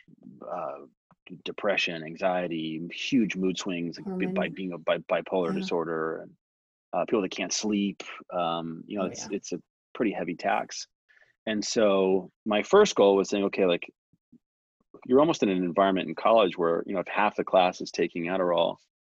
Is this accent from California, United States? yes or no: yes; San Diego, California, United States; now in Texas, United States; I grew up in San Diego, California, Southern California